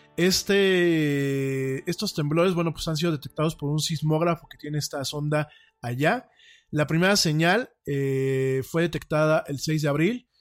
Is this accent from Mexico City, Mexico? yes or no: yes; Mexico City, Mexico; yo soy hecho en México, en la Ciudad de México, chilango, como decimos aquí en, este, en este país, soy orgullosamente chilango